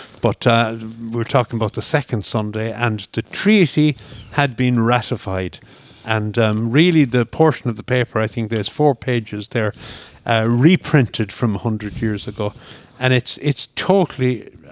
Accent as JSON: {"language": "English", "town": "Scariff", "region": "County Clare", "country": "Ireland", "tie": "born or raised there", "also_born_or_lived": "Dublin", "moved": "as an adult", "said": "growing up in Scariff in East Clare"}